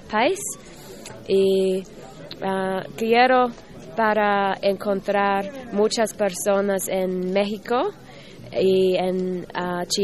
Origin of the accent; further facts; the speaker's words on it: Australia; Spanish is a second language; de Australia.